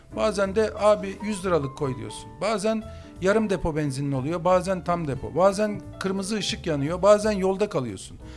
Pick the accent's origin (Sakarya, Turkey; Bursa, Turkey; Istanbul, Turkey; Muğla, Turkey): Istanbul, Turkey; ben oralıyım